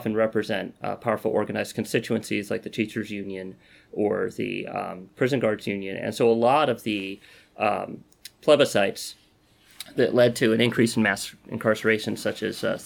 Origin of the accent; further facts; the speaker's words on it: California, United States; So I'm a Californian, and I've spent most of my life in California. I live here now.